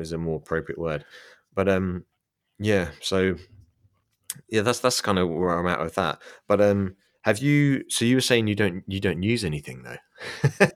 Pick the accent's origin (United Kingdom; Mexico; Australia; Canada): United Kingdom; England; I'm English, I'm an Englishman.